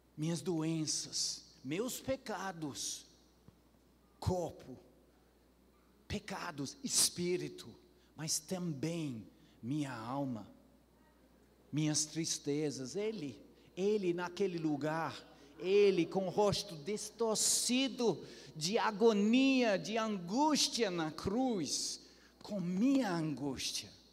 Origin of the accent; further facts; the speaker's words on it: Ceará, Brazil; como boa cearense